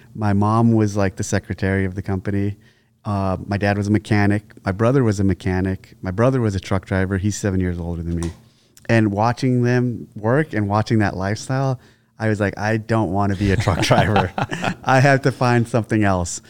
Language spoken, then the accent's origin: English; San Jose, California, United States; I was originally born in San Jose, Sa-, San Jose, California